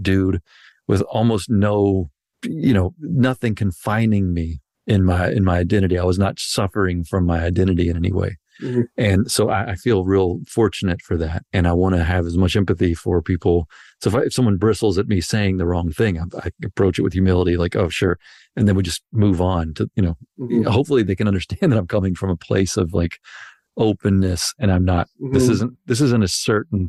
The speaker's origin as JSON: {"language": "English", "region": "Mississippi", "country": "United States", "tie": "born or raised there", "moved": "yes", "lives_now": "Bay Area, United States", "said": "I grew up in Mississippi"}